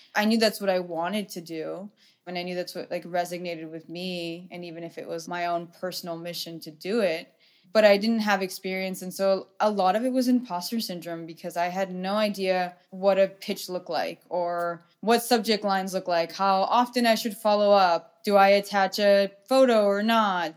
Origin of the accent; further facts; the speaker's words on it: Orange County, California, United States; I grew up in Orange County